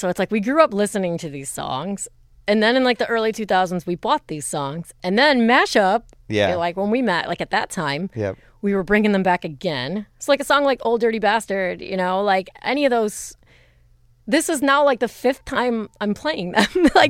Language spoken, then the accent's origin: English; East Coast, United States; I was like, who the fuck is …? I'm from the East Coast. We don't know who … is.